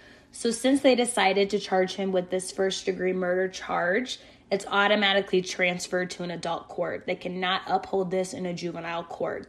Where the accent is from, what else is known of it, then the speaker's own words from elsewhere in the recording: St. Johns County, Florida, United States; this happened in my hometown.